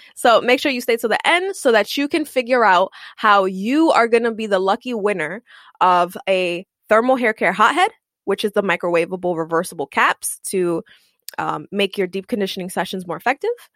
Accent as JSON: {"language": "English", "town": "New York City", "region": "New York", "country": "United States", "tie": "born or raised there", "said": "I'm Puerto Rican I come from East Harlem"}